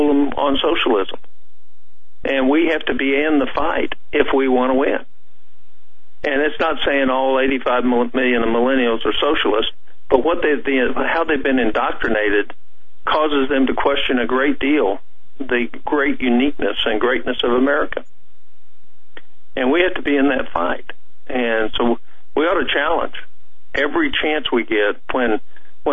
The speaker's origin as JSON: {"language": "English", "town": "Tulsa", "region": "Oklahoma", "country": "United States", "tie": "born or raised there", "said": "in my hometown, Tulsa, Oklahoma"}